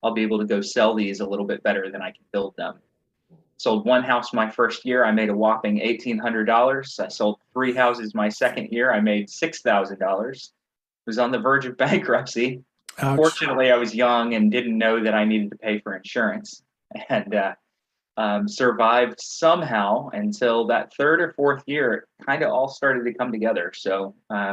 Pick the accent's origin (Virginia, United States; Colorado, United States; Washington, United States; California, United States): Virginia, United States; mountains of; now in North Carolina, United States; I grew up in Virginia